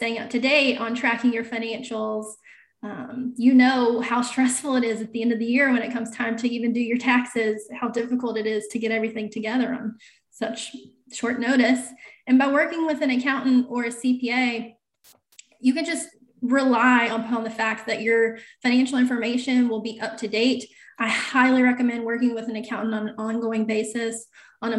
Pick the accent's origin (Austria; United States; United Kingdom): United States; North Carolina; I was the controller for pretty good sized manufacturer here in my hometown